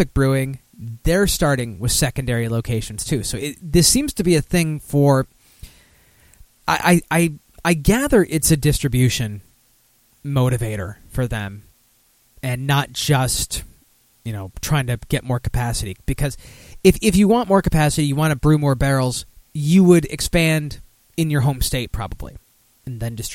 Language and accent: English; Michigan, United States; moved away; I'm originally from Michigan